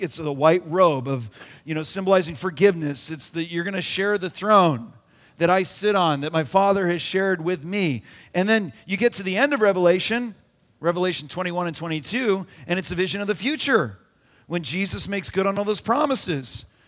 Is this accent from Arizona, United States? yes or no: yes; Arizona, United States; We had a pool growing up in Arizona